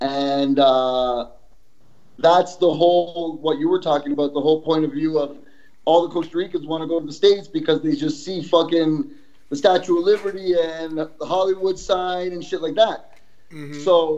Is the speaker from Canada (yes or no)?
yes; Canada; also born or lived in El Salvador / Yonkers, New York; even though I was born in El Salvador, I was raised in Canada. So my demeanor and shit is Canadian.